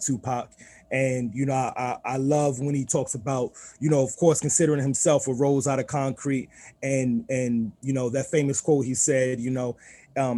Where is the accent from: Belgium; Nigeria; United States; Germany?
United States; New York City, New York; moved away; also born or lived in Southern Maryland; being born and raised in Queens